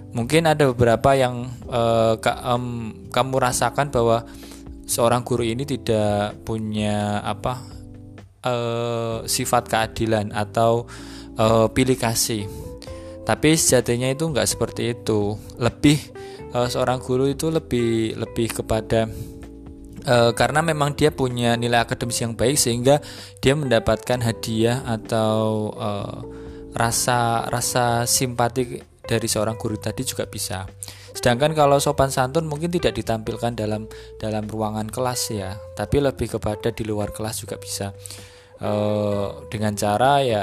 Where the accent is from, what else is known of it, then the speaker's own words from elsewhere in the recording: Central Java, Indonesia; kalau di di apa di daerah sini dengan di daerah di daerah saya di Jawa Tengah sana itu ada beberapa perbedaan-perbedaan.